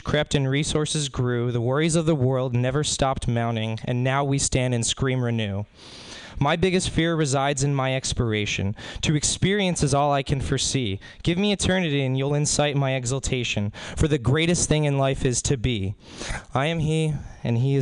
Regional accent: Spring Hill, Florida, United States; I'm from Spring Hill, Florida

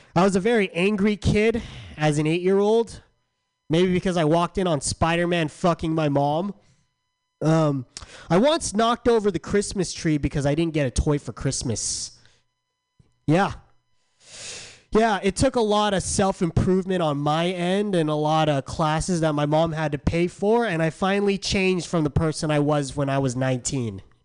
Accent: San Diego, California, United States; I'm from San Diego.

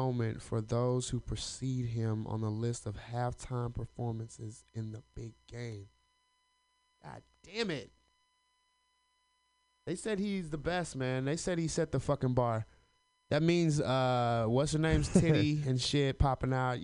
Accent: the South, United States; I'm from the South

